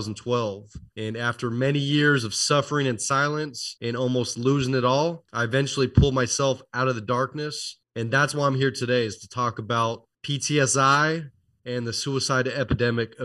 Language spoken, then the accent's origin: English; Oakland, California, United States; I was born and raised near Oakland, California